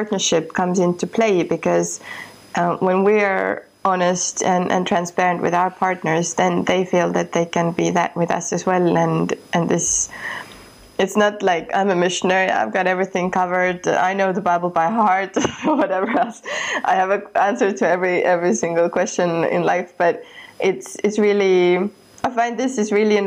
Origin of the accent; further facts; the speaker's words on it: Estonia; moved away; I come from Estonia and from a country that was occupied when I was a child.